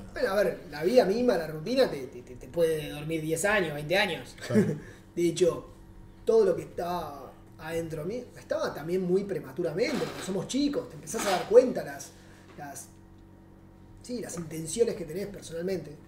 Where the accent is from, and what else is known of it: Argentina; moved away as an adult; now in Uruguay